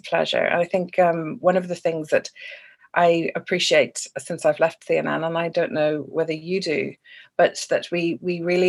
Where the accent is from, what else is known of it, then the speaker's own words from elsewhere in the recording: Ireland; I have lived around red post boxes and red buses more than I have green ones, even though I am Irish